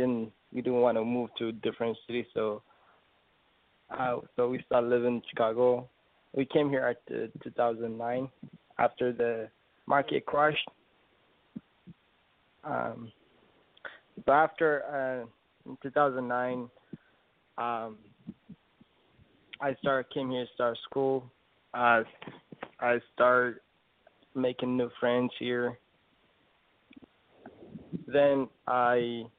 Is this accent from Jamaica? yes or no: no; Ethiopia; I'm from Ethiopia. It's in the east of Africa.